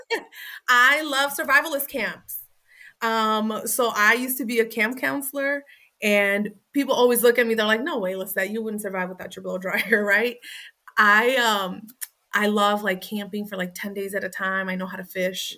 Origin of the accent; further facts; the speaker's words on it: Waukegan, Illinois, United States; kids in my setting that I grew up in Waukegan